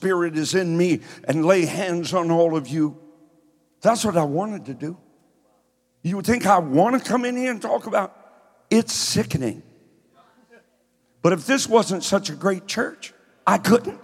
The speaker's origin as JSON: {"language": "English", "region": "Kentucky", "country": "United States", "moved": "yes", "lives_now": "Columbus, United States", "said": "I'm from Kentucky. I talk slow."}